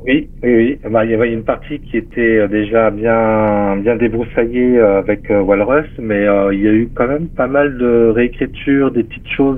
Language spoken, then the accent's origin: French; Metz, Grand Est, France; en Lorraine, à Metz. Hein. C'est ma ville natale, là où je suis né